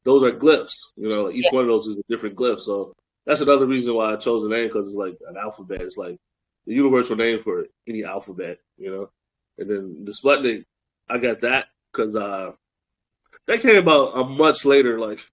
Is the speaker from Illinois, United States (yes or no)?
yes; Chicago, Illinois, United States; I'm all the way from Chicago